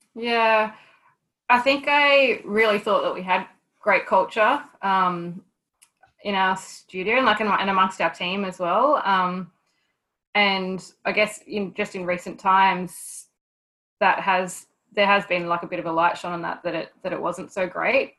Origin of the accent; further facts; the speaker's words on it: Newcastle, New South Wales, Australia; also born or lived in Townsville; move down back down to Newcastle to my hometown